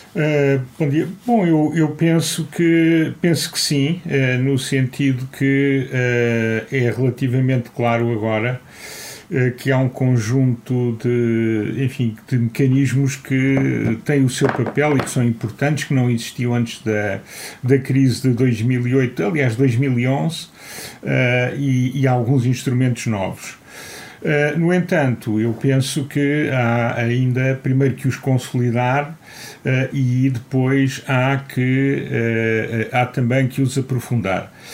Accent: Portugal; sendo português

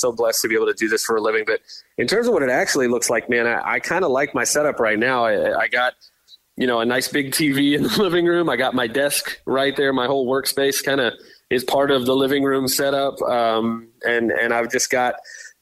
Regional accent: Tampa, Florida, United States; We grew up in Tampa here

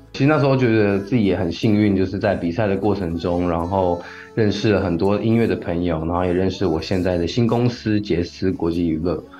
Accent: Changhua County, Taiwan; moved away as an adult; also born or lived in Taipei; 其实我大学就是来台北念书，然后我的老家其实是在彰化

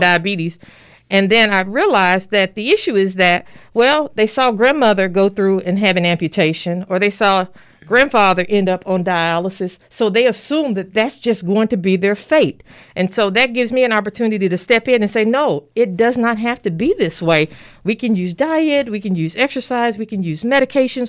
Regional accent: Little Rock, Arkansas, United States; moved away as an adult; also born or lived in Pearlglow, Arkansas; now in Danville, United States; I'm originally from Little Rock, Arkansas. Um, I was born there, raised, educated, did my medical school training and residency there.

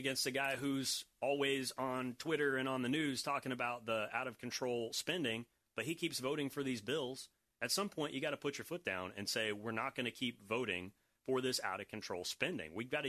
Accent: Florida, United States; I grew up here in Florida, and I went from a family that had nothing

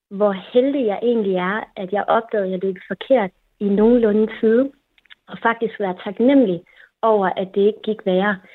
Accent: Kolding, Southern Denmark, Denmark; also born or lived in Copenhagen; Jeg bor her, hvor min familie er, og ja, jeg er født og opvokset i Kolding. Jeg har boet lidt i udlandet, jeg har læst i København, men øh, har egentlig altid vendt tilbage til Kolding

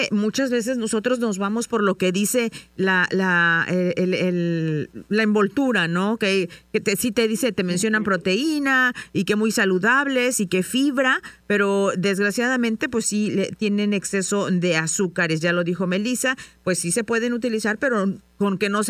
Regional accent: San Luis Potosí, Mexico; yo soy de San Luis Potosí

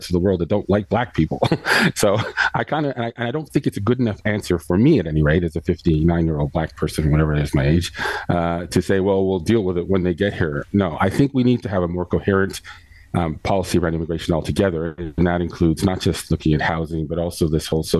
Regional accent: Canada; being Canadian

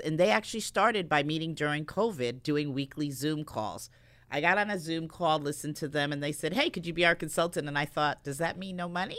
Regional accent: New Britain, Connecticut, United States; growing up in New Britain

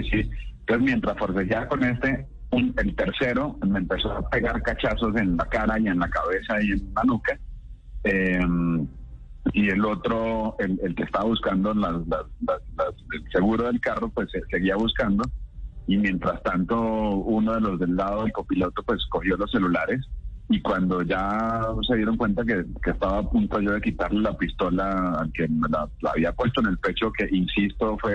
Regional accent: Santa Marta, Magdalena, Colombia; Sí, señor, buenos días. Mi padre sí soy Samario, aunque no parezca.

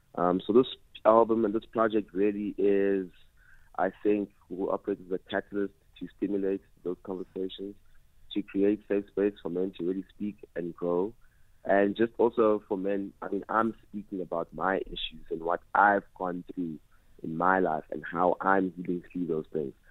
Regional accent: Port Elizabeth, Eastern Cape, South Africa; now in Johannesburg, South Africa; growing up in Eastern Cape, uh, a lot of traditional elements

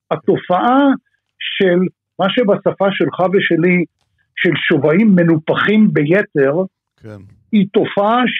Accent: Israel; ומה שאנחנו טובים בתור ישראלים

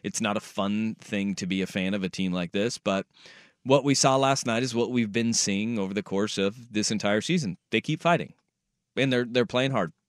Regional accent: Alaska, United States; moved away; I grew up in Alaska.

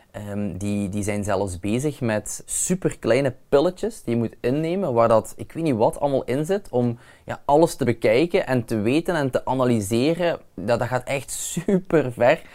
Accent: Limburg, Flanders, Belgium; bij ons in Limburg

